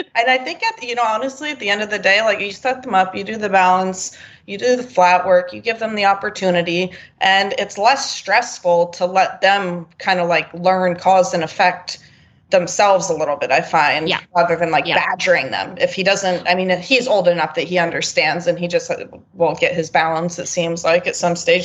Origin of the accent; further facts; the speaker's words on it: New York, United States; now in Wellington, United States; I'm from New York originally